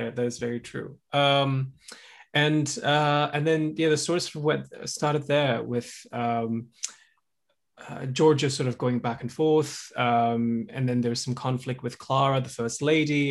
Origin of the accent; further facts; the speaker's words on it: Java, Indonesia; moved away as an adult; now in United States; I grew up in Indonesia. And so I learned, uh, Indonesian, um, traditional music. I was, grew up in Java